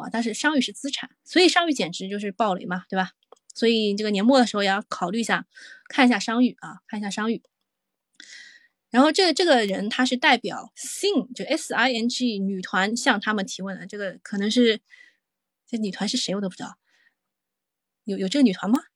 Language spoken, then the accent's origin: Chinese; Shanghai, China; 作为一个上海人